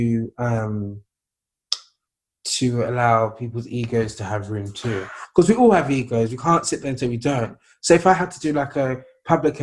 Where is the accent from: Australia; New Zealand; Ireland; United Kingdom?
United Kingdom; as a British person